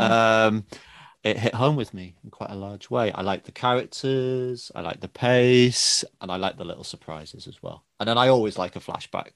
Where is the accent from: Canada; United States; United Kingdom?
United Kingdom; England; I'm British